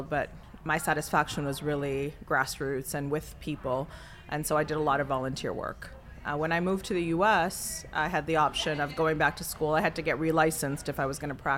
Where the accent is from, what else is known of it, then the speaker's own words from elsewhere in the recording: Pickering, Ontario, Canada; moved away as an adult; also born or lived in Toronto, Canada; now in Chicago, United States; I grew up in Pickering, Ontario. I was born in Toronto proper, Scarborough at the time